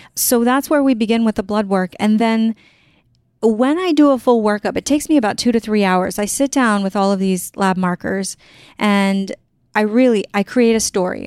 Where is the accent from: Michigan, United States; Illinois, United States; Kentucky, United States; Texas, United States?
Texas, United States; San Antonio; I grew up in San Antonio, Texas, I grew up with just my mom